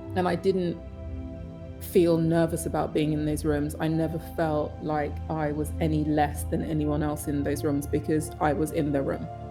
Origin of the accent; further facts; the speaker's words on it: London, United Kingdom; I'm Northwest London, Willesden, proud. Love my hometown